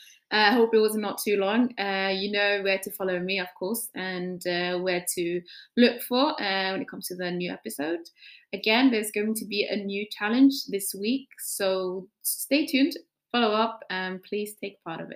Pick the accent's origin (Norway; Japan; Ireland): Norway; Like I feel like growing up in Norway, you have a broader understanding of the bigger society and your own background.